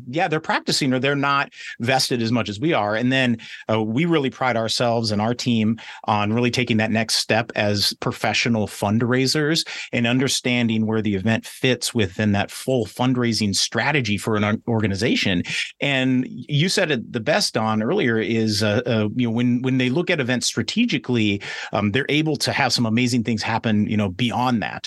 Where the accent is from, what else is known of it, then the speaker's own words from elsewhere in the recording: West Coast, United States; I grew up on the West Coast